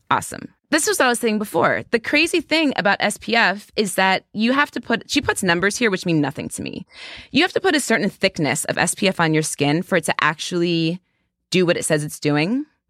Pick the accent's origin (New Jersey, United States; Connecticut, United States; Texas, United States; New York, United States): New York, United States; I'm a New Yorker.